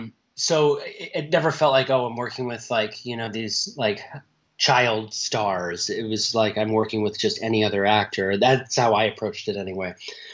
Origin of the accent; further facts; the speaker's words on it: Canada; born there; She's from a town very close to where I was born in Canada